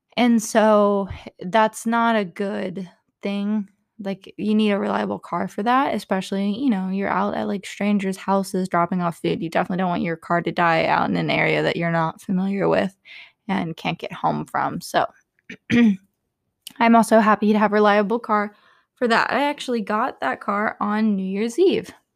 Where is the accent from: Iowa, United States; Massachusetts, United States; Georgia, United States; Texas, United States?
Texas, United States; growing up in Texas